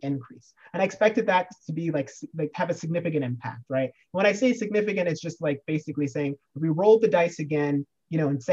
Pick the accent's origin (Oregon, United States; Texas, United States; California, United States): Oregon, United States; my home state of Oregon